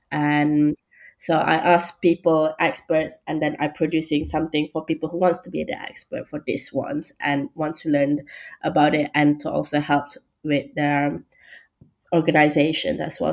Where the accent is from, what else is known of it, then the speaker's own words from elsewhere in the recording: Malaysia; moved away as an adult; also born or lived in Bournemouth, United Kingdom; now in London, United Kingdom; I'm from Malaysia, and fun fact, I actually go to the UK for the first time for university